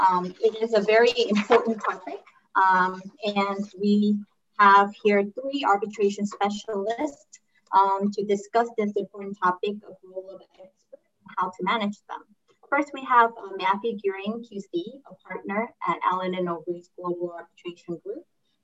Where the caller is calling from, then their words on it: South Korea; I'm logging in from Korea and the eastern part of the world.